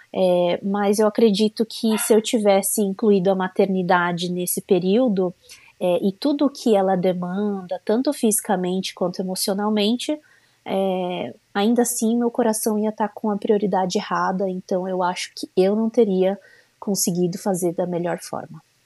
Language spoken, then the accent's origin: Portuguese; São Paulo, Brazil; moved away as an adult; now in United States; eu sou de São Paulo, é, mas já faz quase um ano que a gente tem é, morado aqui nos Estados Unidos